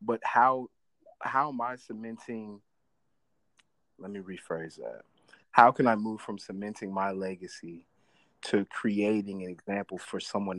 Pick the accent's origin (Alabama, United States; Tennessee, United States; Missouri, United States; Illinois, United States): Missouri, United States; I'm from Missouri.